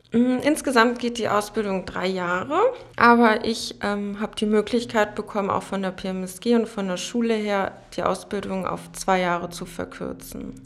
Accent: Berlin, Germany; also born or lived in Frankfurt am Main; now in Potsdam, Germany; Ich bin in Berlin geboren und bin damals vor knapp, also vor zehn Jahren, sind meine Familie und ich nach Frankfurt am Main gezogen

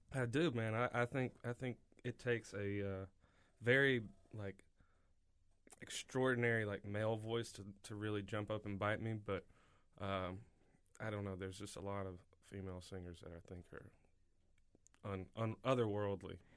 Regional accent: Alabama, United States; I'm from Alabama

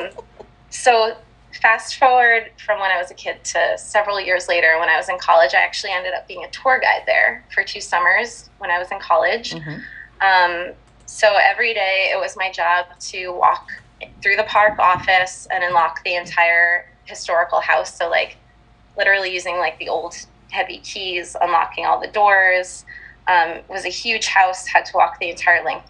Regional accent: New Jersey, United States; So I grew up in North Jersey

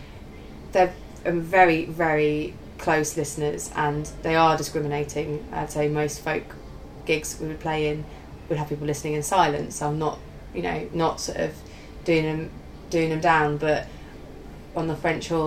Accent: Ashford, South East England, United Kingdom; also born or lived in Birmingham / Nottingham; I'm kind of born and bred in Kent

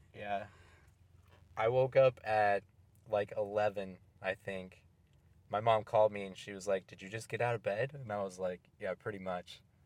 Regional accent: Oregon, United States; moved away; when I was growing up in Oregon before I moved here

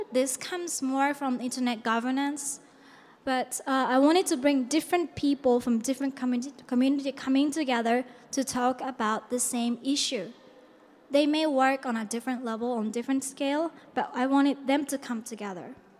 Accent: Japan; I come from Japan.

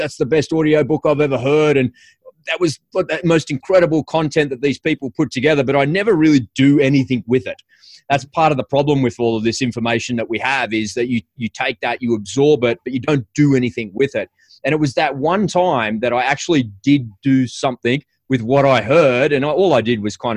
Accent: Sydney, New South Wales, Australia; I'm an Aussie. I'm from Sydney, Australia.

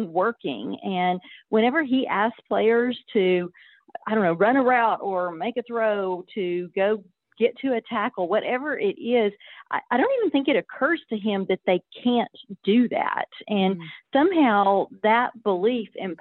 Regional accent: Stephenville, Texas, United States; also born or lived in Austin, Texas; I grew up in Stephenville, Texas

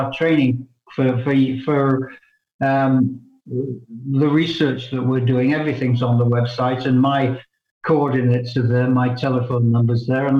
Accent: England, United Kingdom; also born or lived in Canada; now in Brussels, Belgium; I'm an Englishman by birth

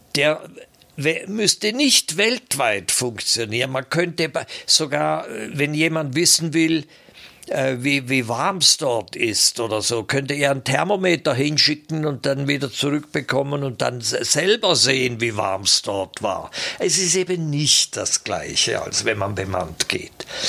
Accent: Switzerland; ich bin auf der Schattenseite des Bodensees aufgewachsen

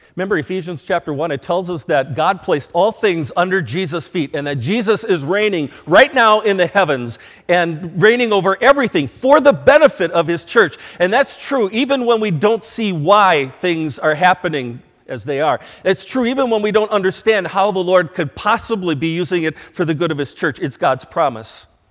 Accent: United States; As American citizens

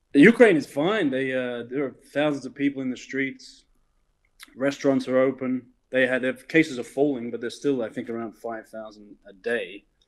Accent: Melbourne, Victoria, Australia; moved away as an adult; also born or lived in Southeast Asia; Melbourne, Australia, from the criminal classes of outer suburban Melbourne.

